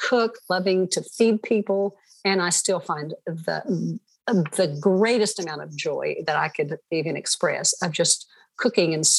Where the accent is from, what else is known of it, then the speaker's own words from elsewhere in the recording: Stonewall, Oklahoma, United States; I was born in Stonewall, Oklahoma, you know, nowhere America. And this just had an idyllic sort of a leave it to beaver growing up